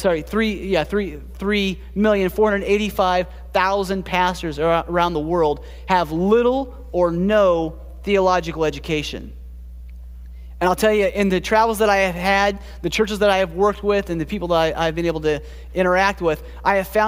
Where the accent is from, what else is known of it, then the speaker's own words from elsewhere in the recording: Springfield, Ohio, United States; moved away as an adult; also born or lived in Columbus, Ohio / Kalamazoo, Michigan / Costa Rica; now in Michigan, United States; I grew up in Springfield.